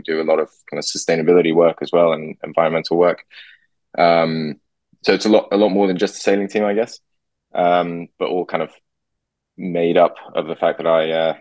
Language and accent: English; Singapore; moved away; grew up in Singapore